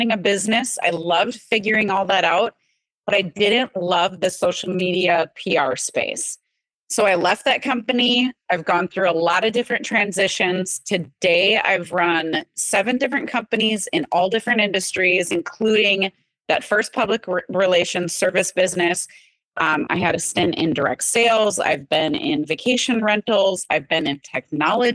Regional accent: Wisconsin, United States; growing up in Wisconsin

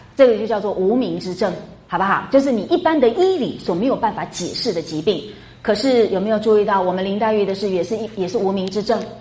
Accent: Taiwan; accent: Taiwanese Mandarin; 我们台湾国语啊，台湾的国语不大有这个儿的发音

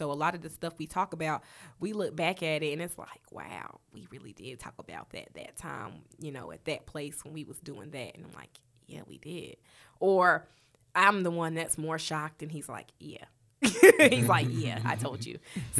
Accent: Charlotte, North Carolina, United States; Okay, so I'm real West Side. I'm gonna tell y'all all of the. Because I'm really from Charlotte. I started out at Bruns Avenue Elementary.

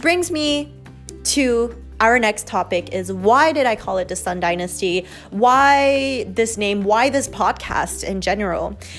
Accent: Montreal, Quebec, Canada; born there; I was born in Montreal, Canada in 1998, which would make me right now 22 years old.

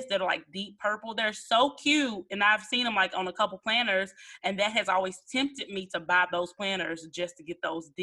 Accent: Memphis, Tennessee, United States; moved away; I got to go back to my hometown, Memphis, and visit some family

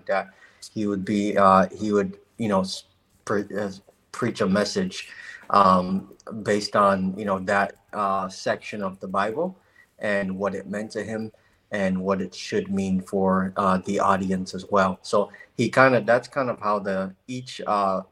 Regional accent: Grand Rapids, Michigan, United States; also born or lived in Anambra State, Nigeria; I was born in Nigeria, another country. But I moved to Grand Rapids when I was 6 years old in 2003

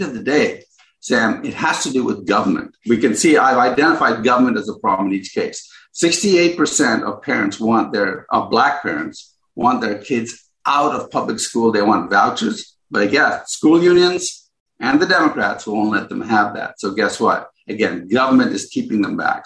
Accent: Ghana; now in United States; I was born in Ghana

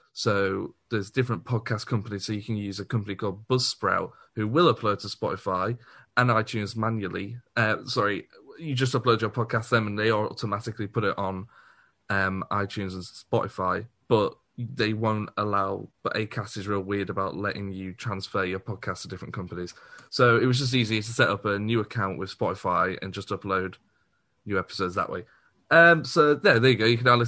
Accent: Liverpool, North West England, United Kingdom; Anybody who looks at me knows I'm from Liverpool, let's be honest.

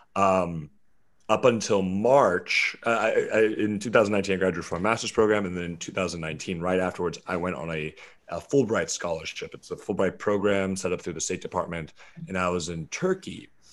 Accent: Charleston, West Virginia, United States; also born or lived in Lewisburg, West Virginia; I was born in, uh, Lewisburg, West Virginia, and I was raised in Charleston, West Virginia

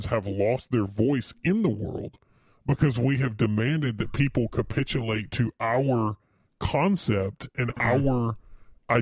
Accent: the South, United States; we're from the South

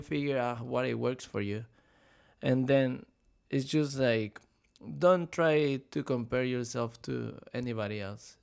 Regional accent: Mexico; now in Florida, United States; I was born and raised in Mexico

